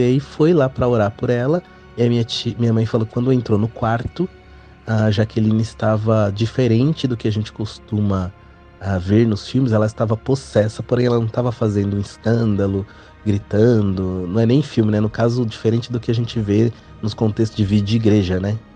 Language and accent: Portuguese; Ferraz de Vasconcelos, São Paulo, Brazil; also born or lived in Bom Jesus da Lapa, Bahia; nós morávamos em Ferraz de Vasconcelos, que é onde eu nasci